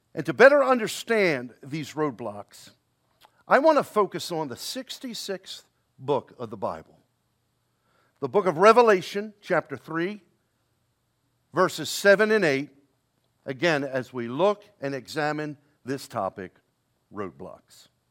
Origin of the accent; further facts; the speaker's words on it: Baltimore, Maryland, United States; down in Baltimore, my hometown, born and raised there.